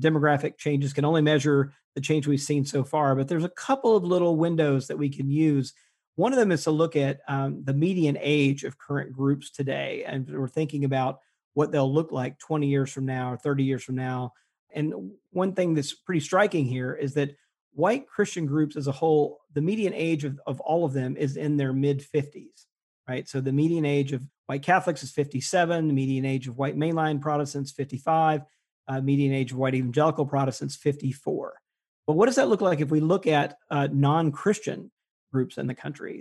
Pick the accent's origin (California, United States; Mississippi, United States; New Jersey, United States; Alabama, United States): Mississippi, United States; Jackson; moved away; I grew up in Mississippi, and when I was there and g, went to public schools in Jackson, Mississippi